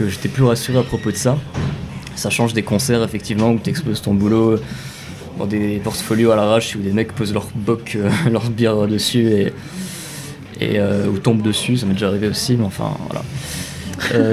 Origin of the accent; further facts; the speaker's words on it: Metz, Grand Est, France; ma région natale, donc la Lorraine, Lorraine industrielle